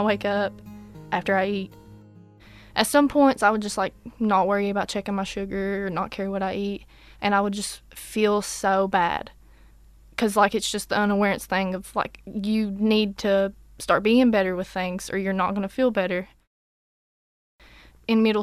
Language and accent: English; Irvine, Kentucky, United States; now in Whitesburg, United States; I'm from Irvine originally, but I live in Whitesburg.